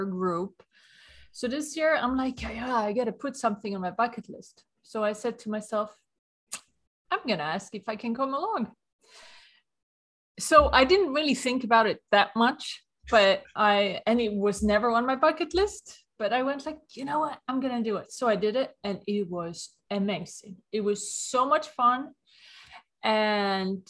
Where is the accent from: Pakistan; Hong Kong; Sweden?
Sweden; accent: Swedish; English is a second language; moved away as an adult; now in New York, United States; I'm from Sweden, hence the accent. But I moved to New York in 1994